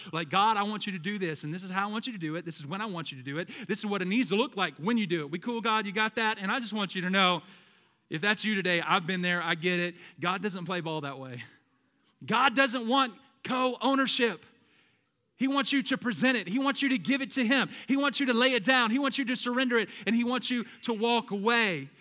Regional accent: the South, United States; I'm from the South

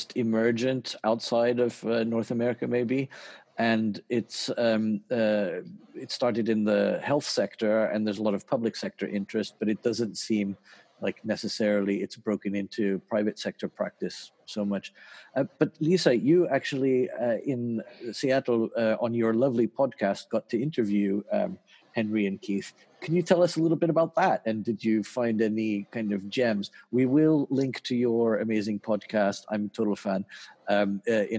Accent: Vence, Provence-Alpes-Côte d'Azur, France; moved away; I grew up in Vence, which is just down the road from there.

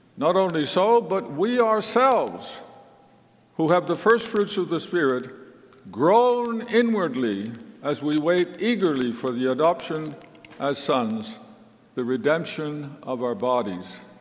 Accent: Netherlands; I was born in 1942 in the Netherlands, which at that time was under German occupation.

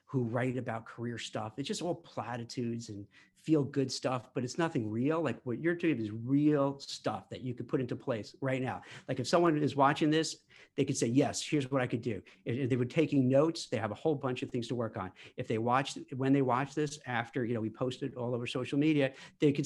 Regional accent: United States; as American

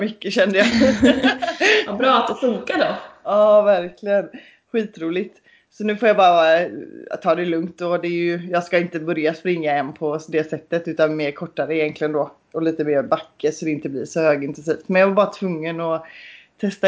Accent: Kungsbacka, Halland County, Sweden; i Kungsbacka där jag är ifrån

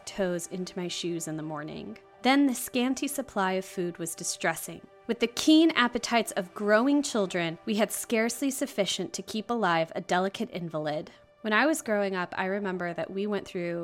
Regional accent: United States; as an American

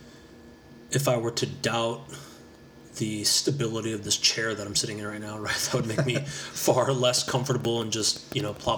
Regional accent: United States; as an American

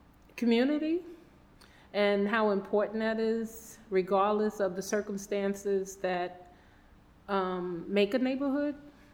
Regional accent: New York City, New York, United States; My Brooklyn story is I was born in Brooklyn on Clifton Place in Brooklyn, New York, and I grew up in Fort Greene, which for the remainder of most of my life, my family still resides there.

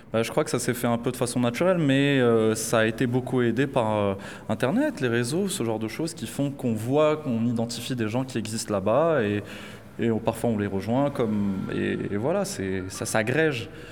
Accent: Casablanca, Casablanca-Settat, Morocco; now in Saint-Denis, France; grandi à Casablanca

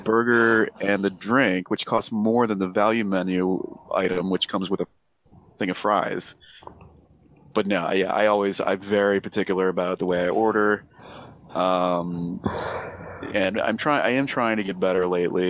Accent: Ohio, United States; growing up in Ohio

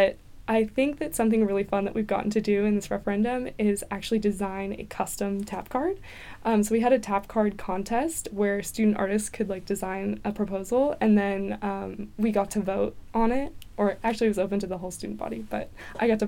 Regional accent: the Bay Area, California, United States; moved away as an adult; now in Los Angeles, United States; I'm from the Bay Area. And if you don't know, we have a system called BART, Bay Area Rapid Transport. It's like our train. So I used to ride that all the time with my parents

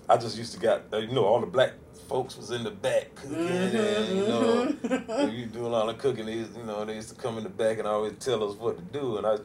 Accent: Hampton County, South Carolina, United States; also born or lived in Columbia, South Carolina; now in Charlotte, United States; Born and raised in Hampton County, South Carolina.

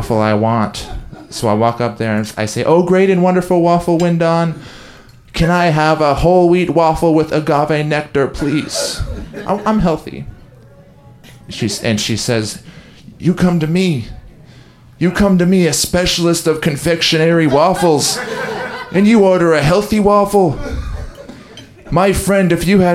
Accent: Tigard, Oregon, United States; I grew up in Tigard, Oregon

